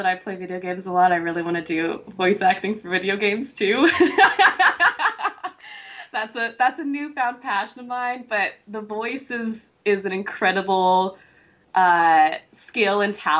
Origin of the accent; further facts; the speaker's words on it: California, United States; now in Los Angeles, United States; I'm from Northern California originally. But yeah, I'm an actress as well. So I'm based